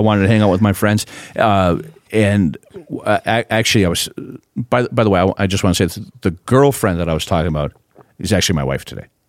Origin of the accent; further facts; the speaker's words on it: Proctor, Minnesota, United States; also born or lived in Hermantown, Minnesota; now in Grand Forks, United States; I grew up in Proctor, Minnesota.